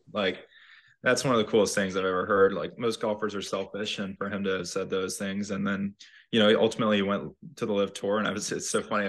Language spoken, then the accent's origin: English; North Carolina, United States; Brian being in Sea Island and Harold from growing up in North Carolina